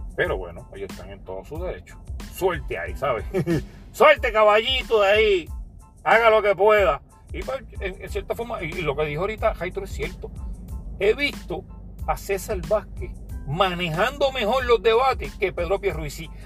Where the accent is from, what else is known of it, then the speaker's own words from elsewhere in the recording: Ponce, Puerto Rico; aquí en mi, en mi pueblo de Ponce